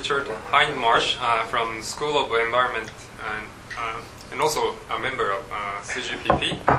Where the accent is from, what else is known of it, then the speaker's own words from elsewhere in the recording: Japan; now in Australia; as someone born and raised in Japan.